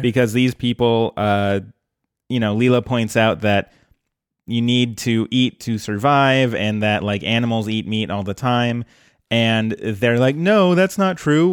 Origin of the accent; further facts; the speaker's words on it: Colorado, United States; now in Portland, United States; growing up in Colorado